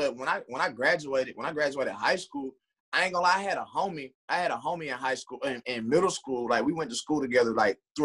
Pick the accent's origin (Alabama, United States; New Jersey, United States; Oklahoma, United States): Alabama, United States; Mobile; now in Los Angeles, United States; Born and raised in the dirty South Alabama, 251 Mobile